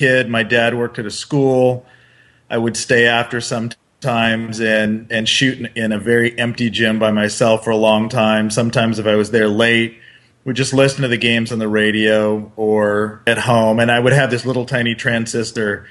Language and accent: English; Southern Oregon, United States; I grew up in Southern Oregon.